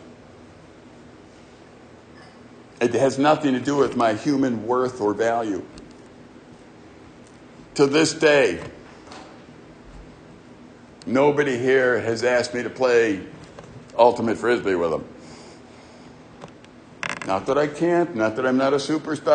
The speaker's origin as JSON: {"language": "English", "town": "Chicago", "region": "Illinois", "country": "United States", "tie": "born or raised there", "said": "growing up in Chicago and our neighborhood"}